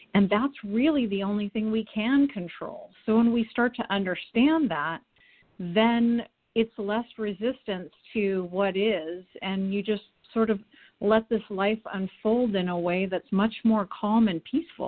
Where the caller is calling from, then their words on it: Portland, Oregon, United States; I'm here from Portland, Oregon.